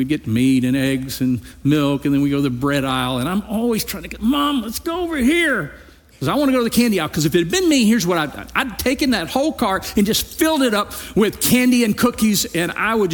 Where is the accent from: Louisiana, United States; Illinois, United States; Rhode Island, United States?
Louisiana, United States; I grew up in Louisiana. It's a small rural town